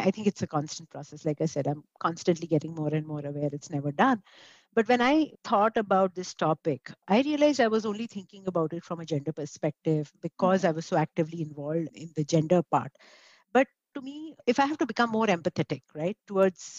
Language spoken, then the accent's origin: English; India; As an Indian woman